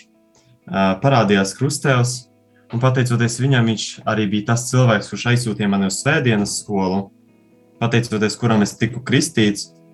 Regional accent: Garkalne, Riga, Latvia; now in Rēzekne, Latvia; Es esmu no Pierīgas, no mazas, maza ciematiņa Gārkalnēs

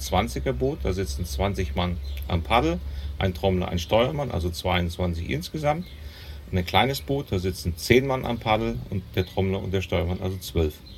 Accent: neighbouring village of Niederwerbe, Hesse, Germany; ich komme nicht hier aus dem Ort, sondern aus dem Nachbarort

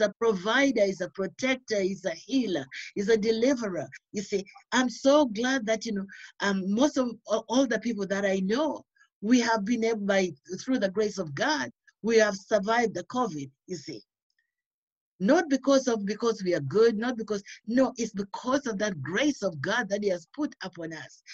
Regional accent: Uganda; moved away as an adult; I originally I'm from Uganda, but then I've lived in this country for so many years, over 30, 40 years now.

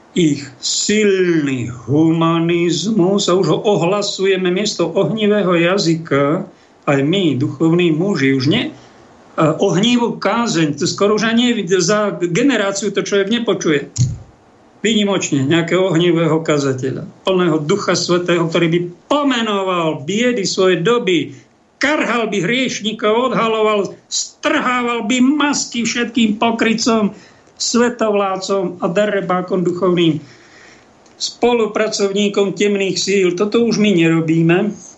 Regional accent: Slovakia; my sme takí Slováci citliví ľudia

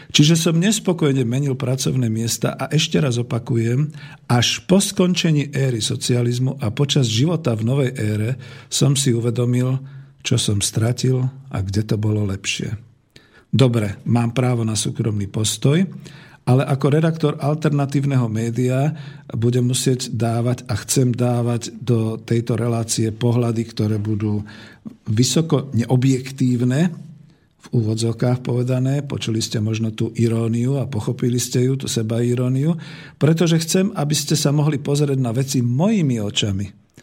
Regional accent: Slovakia; Som Slovák. Mám slovenské korene, bol som a som hrdý na svoju vlast

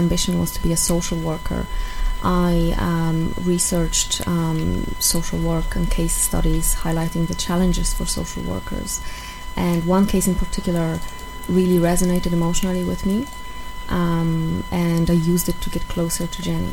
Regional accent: Poland; English is a second language; moved away as an adult; also born or lived in Ireland; now in Dublin, Ireland; I'm from Poland. I've been living in Ireland for over 7 years now.

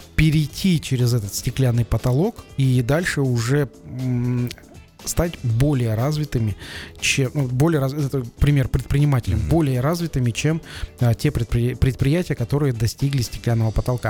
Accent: Kazakhstan

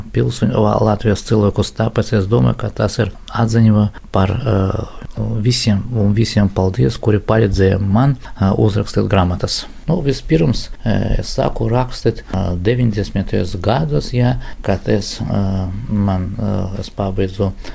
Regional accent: Latgale, Latvia; Latvija tas ir mana, mana dzimtene, tevzeme

